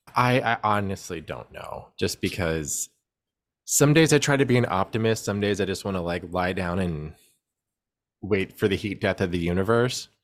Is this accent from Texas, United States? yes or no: yes; Houston, Texas, United States; I grew up in Houston